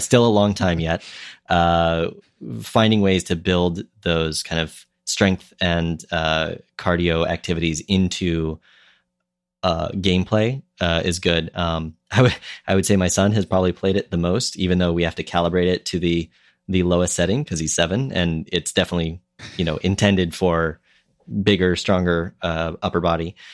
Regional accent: Minnesota, United States; moved away; when I was growing up in Minnesota

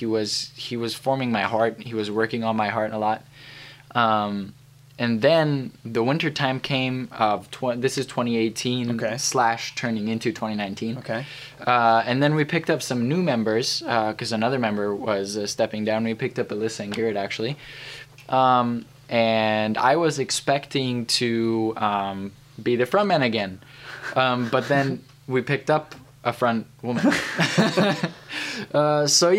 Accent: Debrecen, Hajdú-Bihar, Hungary; moved away as an adult; now in United States; I am from Debrecen, Hungary. I grew up in Hungary for about 18 years.

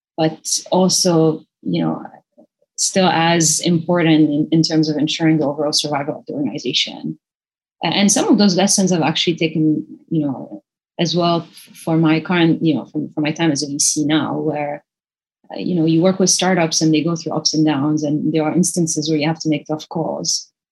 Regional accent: Lebanon; now in Singapore; I grew up in Lebanon, which is a tiny country

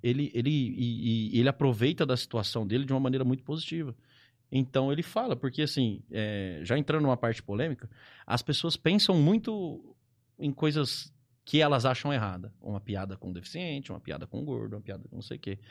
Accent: Ribeirão Preto, São Paulo, Brazil; sou aqui de Ribeirão Preto

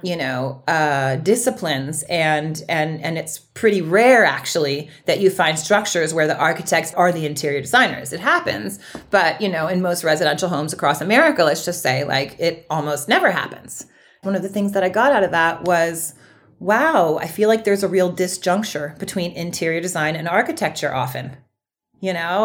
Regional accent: Berkeley, California, United States; I grew up in Berkeley

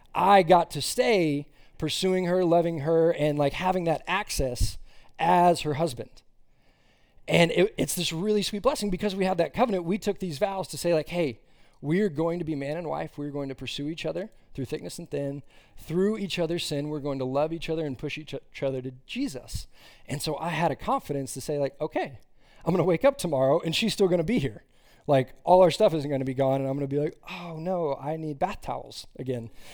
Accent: Austin, Texas, United States; moved away as an adult; now in Fort Worth, United States; I grew up in Austin, Texas, and then for college, migrated up here to Fort Worth

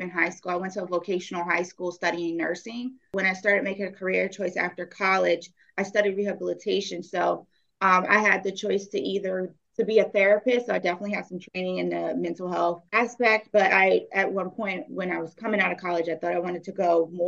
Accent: New York, United States; I am from New York.

